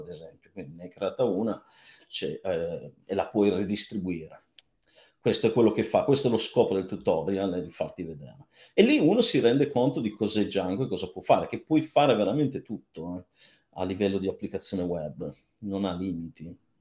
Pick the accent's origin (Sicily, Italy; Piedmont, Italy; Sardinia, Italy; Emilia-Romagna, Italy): Piedmont, Italy; Cuneo; moved away; io sono di Cuneo